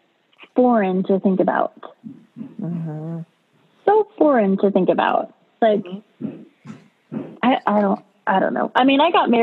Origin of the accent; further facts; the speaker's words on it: California, United States; moved away as an adult; also born or lived in North Carolina; I was from California and we moved to North Carolina